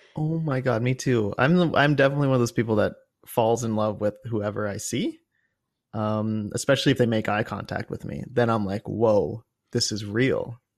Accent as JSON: {"language": "English", "town": "Cincinnati", "region": "Ohio", "country": "United States", "tie": "born or raised there"}